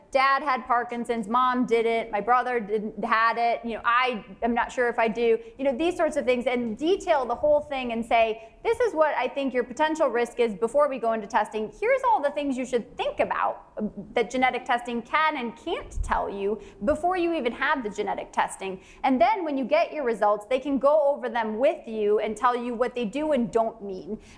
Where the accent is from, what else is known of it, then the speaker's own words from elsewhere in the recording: Canada; I'm from Canada.